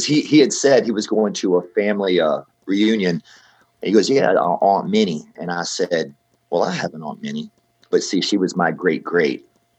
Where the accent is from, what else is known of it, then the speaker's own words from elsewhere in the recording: Portsmouth, Virginia, United States; I was born in Portsmouth, Virginia. I tell a lot of people Virginia Beach.